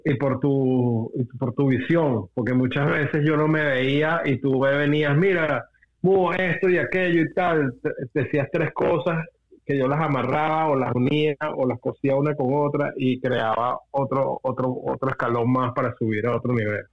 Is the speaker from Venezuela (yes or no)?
yes; Venezuela; nosotros como venezolanos